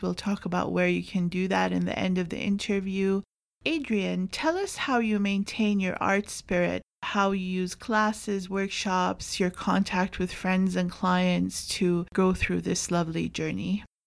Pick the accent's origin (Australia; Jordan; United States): Jordan; now in Canada